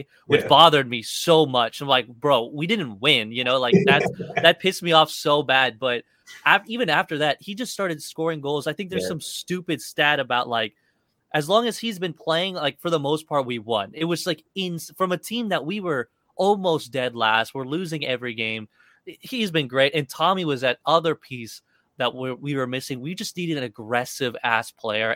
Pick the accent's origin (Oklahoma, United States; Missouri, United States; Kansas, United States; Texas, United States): Kansas, United States; I moved to Kansas pretty young. So I grew up in Kansas most of my life.